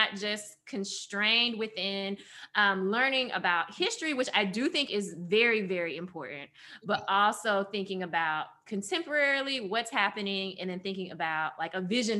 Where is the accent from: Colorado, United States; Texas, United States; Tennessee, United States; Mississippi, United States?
Tennessee, United States; Memphis; I grew up here in Memphis, a city who owes its very existence to a Black man.